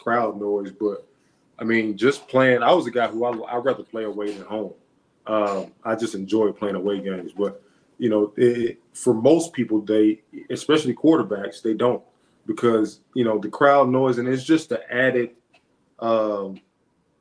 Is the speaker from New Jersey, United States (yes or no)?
no; Alabama, United States; moved away; I'm from Alabama